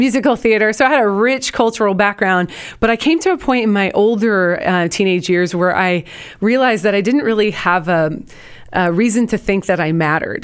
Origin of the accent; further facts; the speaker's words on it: Portland, Oregon, United States; now in Houston, United States; from, uh, the Pacific Northwest. I'm from Portland, Oregon